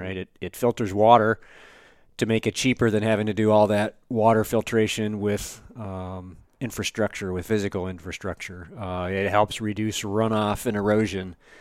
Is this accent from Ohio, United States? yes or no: yes; Northeast Ohio, United States; now in Michigan, United States; originally, I was born and raised in Northeast Ohio